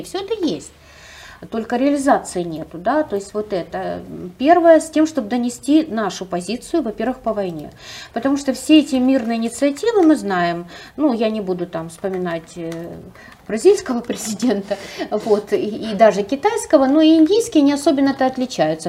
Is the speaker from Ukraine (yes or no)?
yes; Ukraine; мы с Украины